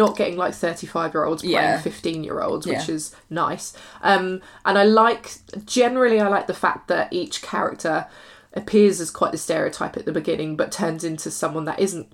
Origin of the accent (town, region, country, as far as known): United Kingdom